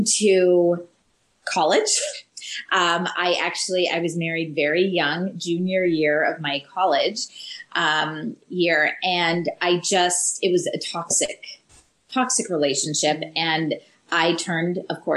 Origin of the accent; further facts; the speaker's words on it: Canada; moved away; we're originally from Canada